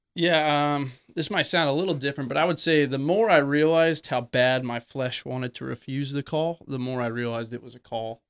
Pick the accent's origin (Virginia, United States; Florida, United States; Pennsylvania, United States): Florida, United States; Oviedo; also born or lived in West Orlando, Florida; I was born and raised in Oviedo, Florida, so not too far, about East, East Orlando